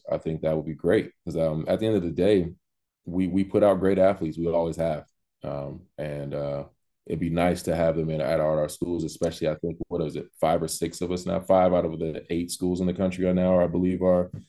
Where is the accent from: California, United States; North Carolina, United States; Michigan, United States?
California, United States; I mean, I grew up in California. I didn't even know Sacramento Academy existed. Growing up there, I went to LA Academy.